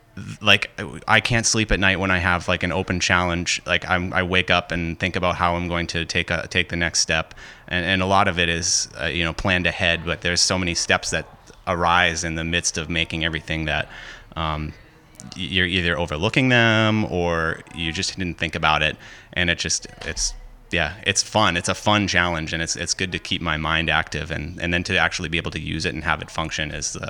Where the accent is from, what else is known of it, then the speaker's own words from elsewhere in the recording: Hampton Falls, New Hampshire, United States; I'm from Hampton Falls, New Hampshire.